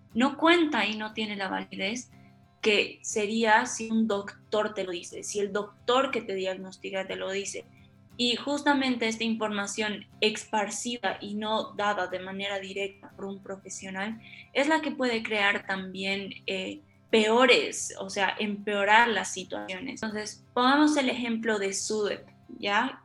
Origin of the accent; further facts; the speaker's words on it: Bolivia; moved away as an adult; now in Argentina; cuando me fui de Bolivia, porque soy de Bolivia, cuando me fui de Bolivia y me vine a estudiar a Argentina